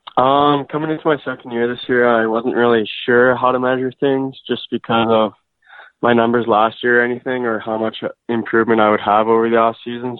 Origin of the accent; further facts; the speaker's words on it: St. Albert, Alberta, Canada; grew up in St. Albert, and I'm still living there.